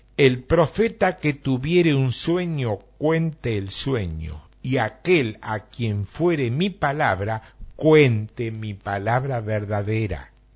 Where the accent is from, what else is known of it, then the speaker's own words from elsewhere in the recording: Argentina; somos exagerados los argentinos